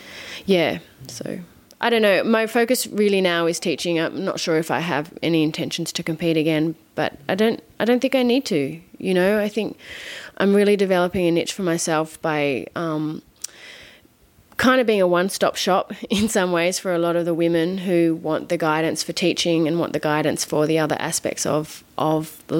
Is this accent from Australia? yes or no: yes; Australia; accent: Australian; moved away as an adult; on the phone to my family back in Australia, they all laugh at me because I'm like British. I'm like, no, I'm not. So I want to keep my Australian accent for as long as I can, but I've been living here for 9 years